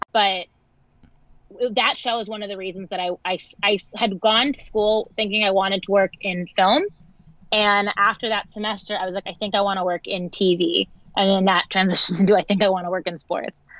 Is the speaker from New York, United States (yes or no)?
yes; Westchester, New York, United States; I grew up in Westchester, which is like 45 minutes outside of New York